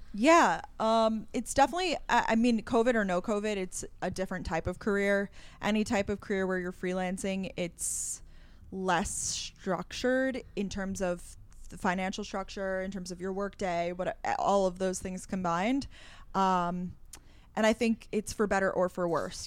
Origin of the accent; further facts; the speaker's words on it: Long Island, New York, United States; also born or lived in Georgia; I live in New York City. I'm originally from Long Island, New York